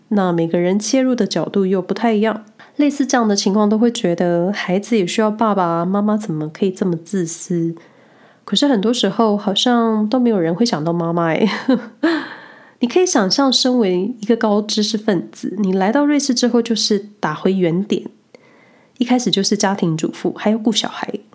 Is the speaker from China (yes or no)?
no; Taiwan; now in Switzerland; 我这个来自小岛的人